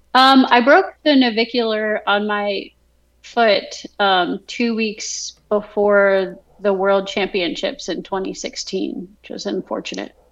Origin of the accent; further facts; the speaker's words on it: Vernon, New Jersey, United States; moved away as an adult; also born or lived in Texas / Kentucky; now in Virginia, United States; my hometown growing up, so Vernon, New Jersey